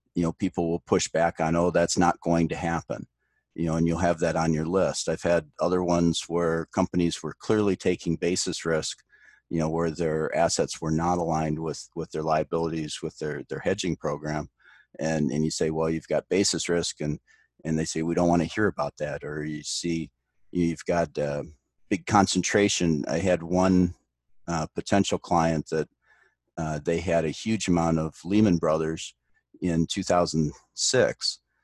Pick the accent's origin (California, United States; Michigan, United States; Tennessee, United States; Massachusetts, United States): Michigan, United States; Detroit; moved away as an adult; now in Omaha, United States; I grew up in the Detroit area, so that's how I ended up at, at Michigan Tech